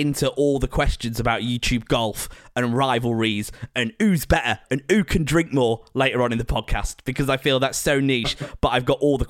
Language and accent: English; Preston, North West England, United Kingdom; I grew up in Fulwood, near Fulwood.